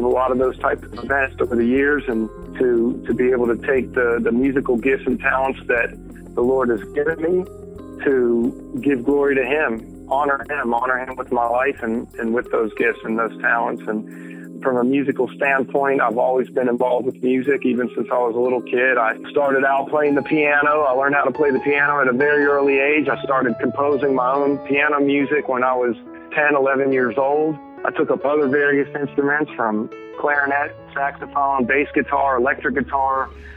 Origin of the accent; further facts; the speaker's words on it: Lexington, North Carolina, United States; I'm from Lexington, North Carolina